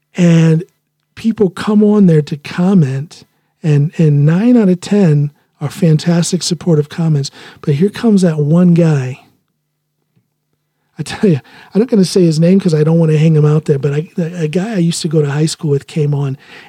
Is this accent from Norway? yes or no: yes; Finnmark, Norway; accent: northern Norwegian dialect; I speak with primarily the northern dialect up in Finnmark. That's what I learned first.